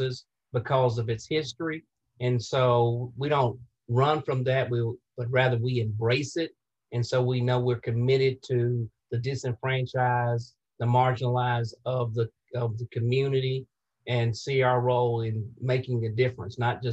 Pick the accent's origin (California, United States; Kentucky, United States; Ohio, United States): Kentucky, United States; Cave City; moved away as an adult; also born or lived in Lexington, Kentucky; now in Indianapolis, United States; I'm originally from South Central Kentucky, a small town by the name of Cave City, Kentucky